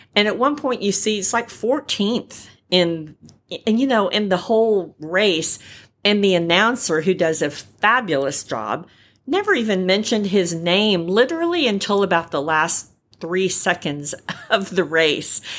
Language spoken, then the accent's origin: English; California, United States; I'm a California girl by birth. I was born in California